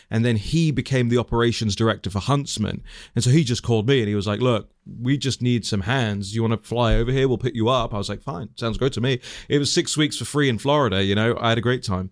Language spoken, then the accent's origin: English; London, United Kingdom; moved away; I was born and raised in West London to, um, Tanzanian, uh, Indian immigrant parents